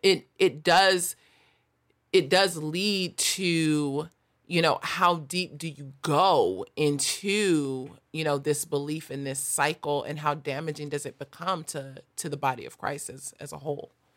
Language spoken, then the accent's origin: English; Los Angeles, California, United States; I grew up in South L